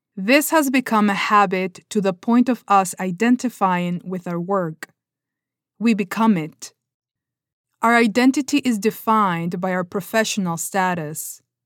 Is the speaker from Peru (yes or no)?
yes; Peru; first language Spanish; English is a second language; moved away as an adult; now in California, United States